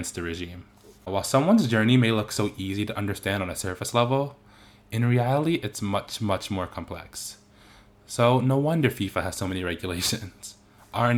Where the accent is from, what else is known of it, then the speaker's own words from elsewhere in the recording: United States; as an American-born soccer player